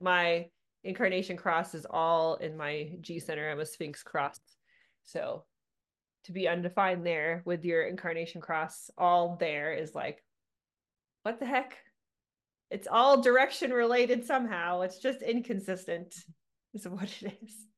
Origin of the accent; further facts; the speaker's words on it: Southern California, United States; moved away as an adult; now in Littleton, United States; I'm originally from California, Southern California. I just moved here 10 years ago